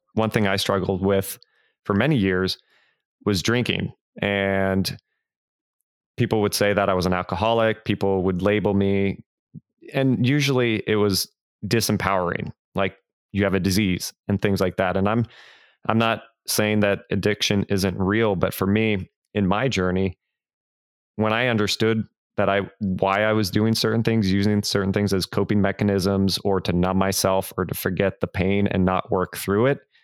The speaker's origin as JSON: {"language": "English", "town": "Fremont", "region": "California", "country": "United States", "tie": "born or raised there", "also_born_or_lived": "San Francisco", "moved": "as an adult", "lives_now": "Nashville, United States", "said": "I was born in San Francisco. My brother and I were, and we grew up in the East Bay in Fremont."}